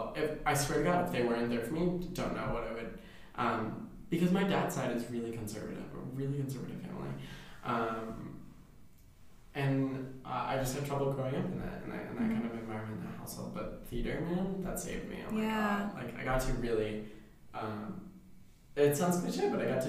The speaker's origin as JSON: {"language": "English", "region": "New Jersey", "country": "United States", "moved": "yes", "said": "I'm from Jersey."}